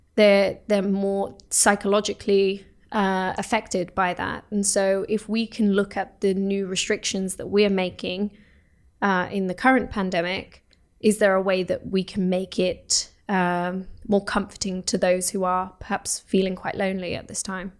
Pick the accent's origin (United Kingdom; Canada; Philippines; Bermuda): United Kingdom; moved away as an adult; now in Oslo, Norway; I come from the UK